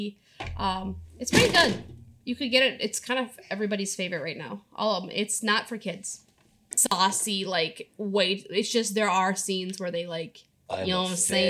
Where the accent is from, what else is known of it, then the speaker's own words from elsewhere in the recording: Minnesota, United States; I'm such a Minnesotan.